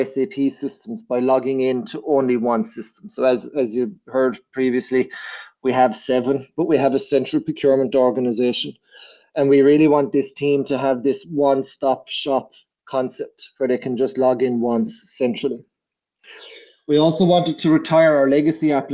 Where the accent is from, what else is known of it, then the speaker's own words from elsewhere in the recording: Ireland; moved away as an adult; now in Vienna, Austria; I'm originally from Ireland, but I've been based in Vienna for the last 3 years.